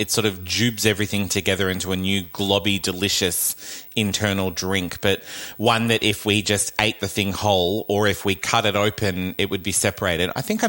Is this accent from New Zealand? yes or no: yes; New Zealand; accent: Kiwi; God, I'm Kiwi again.